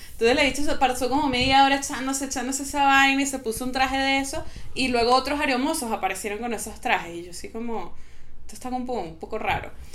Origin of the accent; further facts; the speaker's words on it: Venezuela; moved away as an adult; also born or lived in Mexico; soy venezolana, pero no tengo ni sangre venezolana ni papeles venezolanos